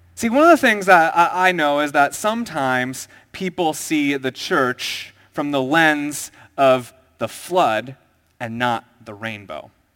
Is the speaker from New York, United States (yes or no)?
no; Minnesota, United States; moved away as an adult; also born or lived in Southern California; I went to college in South Ca, uh, Sou, Southern California, and I was from Minnesota